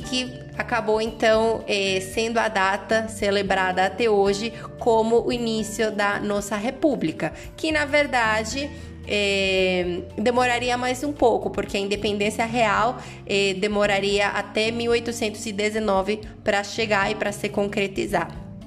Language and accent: Portuguese; Cúcuta, Norte de Santander, Colombia; Portuguese is a second language; now in Brazil; Cúcuta, aliás, a cidade onde eu nasci